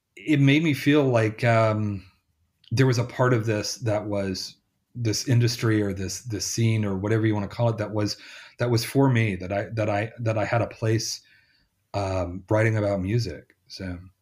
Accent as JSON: {"language": "English", "town": "Selmer", "region": "Tennessee", "country": "United States", "tie": "born or raised there", "also_born_or_lived": "Memphis", "moved": "yes", "said": "my hometown"}